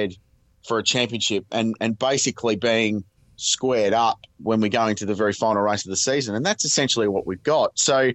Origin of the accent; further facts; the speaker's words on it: Australia; as an Australian